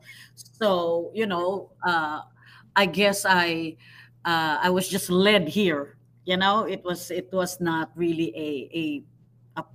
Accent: Philippines; moved away as an adult; I'm originally from the Philippines

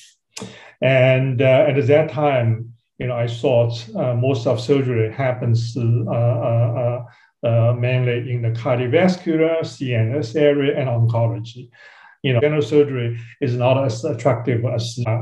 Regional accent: Shanghai, China; I grew up in Shanghai, China

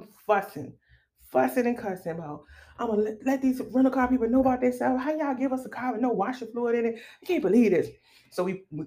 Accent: Richmond, Virginia, United States; we're from Richmond

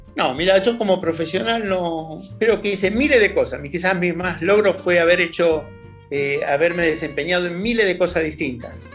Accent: Buenos Aires, Argentina; moved away as an adult; also born or lived in Colón, Entre Ríos; yo soy de Capital Federal, estudié la, la primaria en una escuela pública, dos cuadras de casa

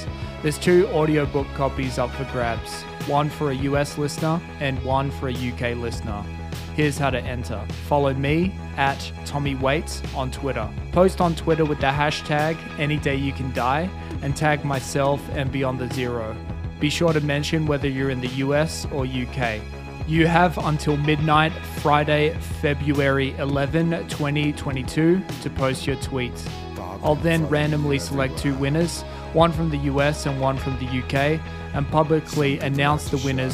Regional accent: Australia; I'm an Australian writer

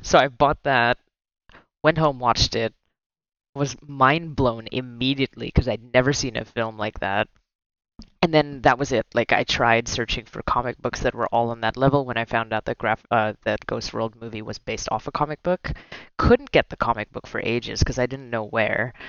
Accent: Philippines; moved away; growing up in the Philippines

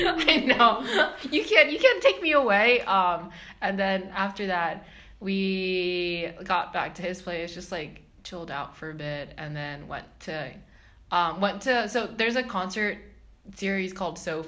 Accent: Texas, United States; moved away; I'm from Texas

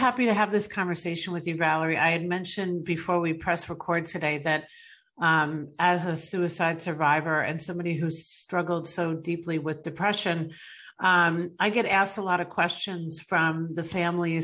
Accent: New York, United States; I'm from New York

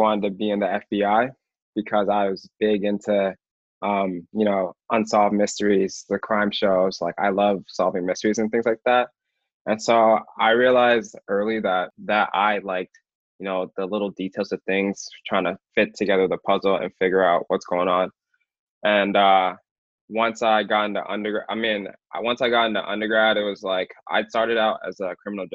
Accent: Alaska, United States; moved away as an adult; now in Boston, United States; just being from Alaska and living there my whole life

